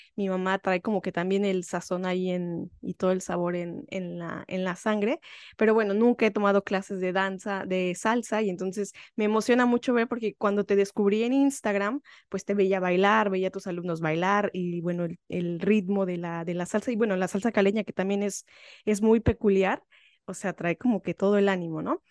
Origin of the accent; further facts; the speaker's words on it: Mexico; moved away as an adult; now in France; soy mexicana y allá en México durante muchos años practiqué la danza